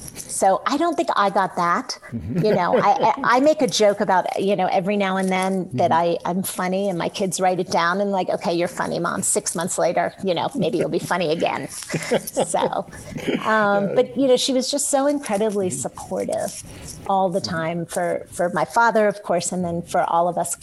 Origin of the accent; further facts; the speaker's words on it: D.C., District of Columbia, United States; I grew up outside of Washington, D.C.